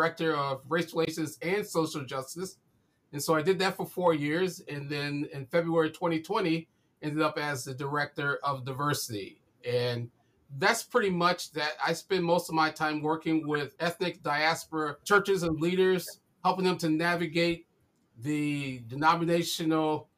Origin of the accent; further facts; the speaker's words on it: Chicago, Illinois, United States; moved away as an adult; also born or lived in Paterson, New Jersey; now in Grand Rapids, United States; I grew up in Chicago, on the Chicago West Side.